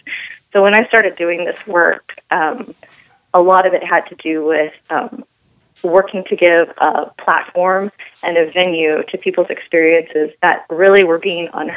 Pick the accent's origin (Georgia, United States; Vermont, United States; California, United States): California, United States; Los Angeles; moved away as an adult; also born or lived in Texas; here in my hometown, the Los Angeles area